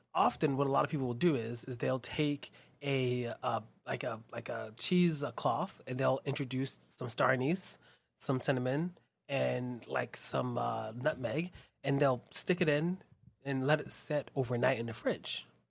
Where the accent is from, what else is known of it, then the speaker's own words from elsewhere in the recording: New York, United States; growing up in Spanish Harlem